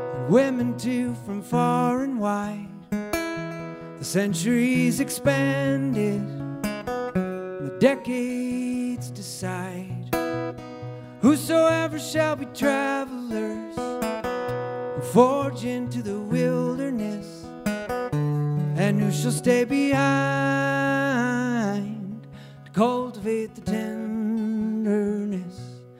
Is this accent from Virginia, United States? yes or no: no; Oregon, United States; I grew up in Southern Oregon, and we didn't like, you know, the next town over, that kind of thing. But I moved around a lot